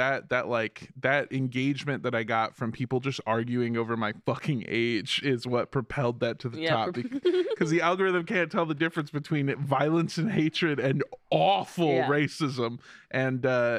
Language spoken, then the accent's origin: English; Los Angeles, California, United States; Well, I'm from Los Angeles, where you don't have neighbors.